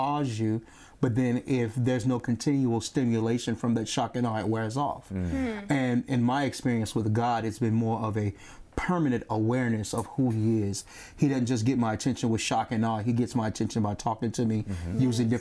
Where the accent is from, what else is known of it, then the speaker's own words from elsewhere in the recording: Chattanooga, Tennessee, United States; I'm from Chattanooga, Tennessee